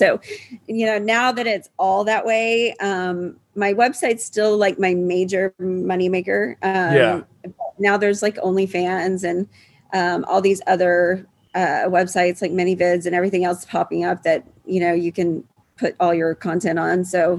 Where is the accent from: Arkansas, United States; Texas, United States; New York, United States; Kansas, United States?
Texas, United States; Houston; Yeah, I still live in Houston. I live like 3 miles from where I grew up.